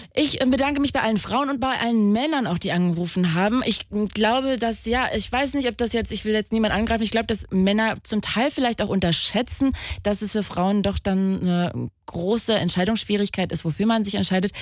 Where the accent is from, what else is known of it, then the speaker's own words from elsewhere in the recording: Magdeburg, Saxony-Anhalt, Germany; ich bin ein Magdeburger Kind